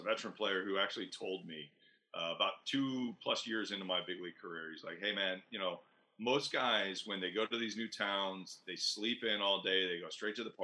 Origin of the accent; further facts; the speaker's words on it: Tampa Bay area, Florida, United States; I grew up fishing in the Tampa Bay area